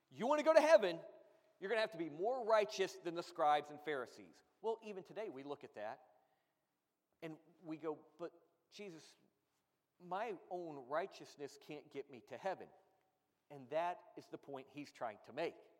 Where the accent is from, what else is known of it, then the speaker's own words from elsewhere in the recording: Florida, United States; I grew up in Florida